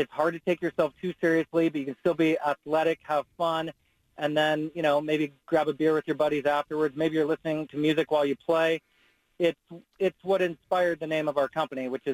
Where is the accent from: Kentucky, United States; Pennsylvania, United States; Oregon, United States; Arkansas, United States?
Oregon, United States; Gladstone; I grew up in Gladstone